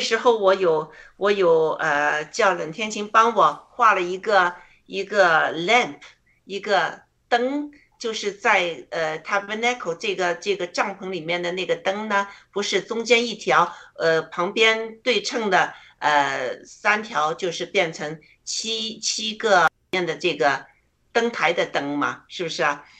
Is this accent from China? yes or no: yes; China; 我觉得我们中国人开始醒了。